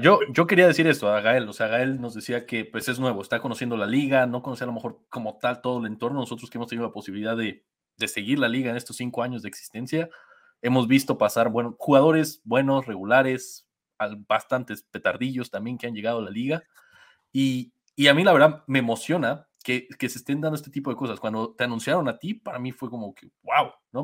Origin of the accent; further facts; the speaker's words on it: Mexico; como mexicano